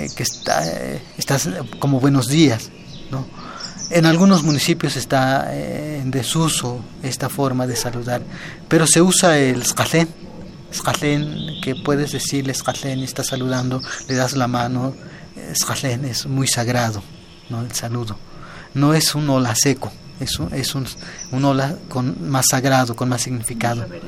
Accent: Ixtepec, Puebla, Mexico; en mi, comunidad, que es en el municipio de Ixtepec

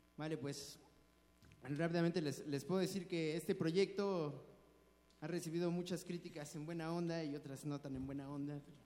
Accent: Mexico City, Mexico; nos tocó desarrollarnos aquí en una cultura diferente a la de nuestros padres, a la de nuestros abuelos, y nosotros creemos que sí somos chilangos

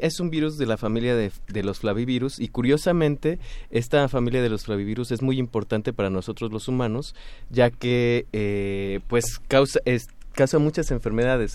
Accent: Mexico; nosotros como mexicanos

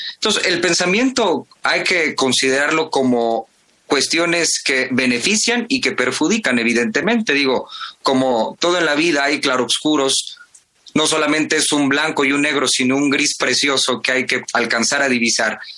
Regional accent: Mexico; como buenos mexicanos y mexicanas, como buenos universitarios y universitarias

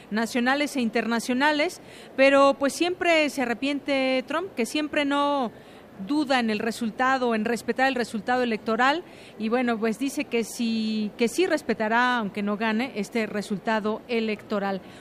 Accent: Mexico; este tema que seguimos muy pendientes como ciudadanos, como mexicanos

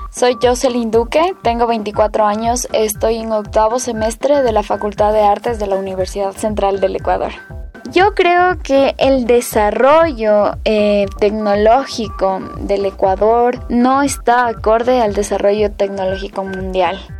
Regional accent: El Bolsón, Río Negro, Argentina; born there; now in Avellaneda, Argentina; tengo 22 años, soy nacida en el Bolsón, Río Negro. Actualmente estoy viviendo en Avellaneda.

